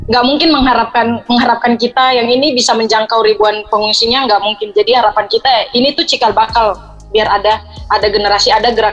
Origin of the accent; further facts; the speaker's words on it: Papua, Indonesia; karena saya berasal kan dari Papua, jadi dan Melanesian ini kan kumpulan kalau yang Melanesian Hip Hop ini kan kumpulan anak-anak dari Papua, Maluku, NTT, dimana kita tuh dari ras yang sama kayak gitu.